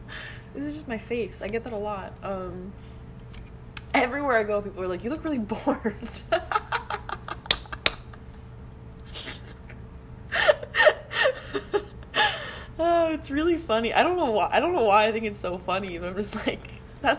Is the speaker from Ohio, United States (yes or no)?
no; Florida, United States; I'm from Florida.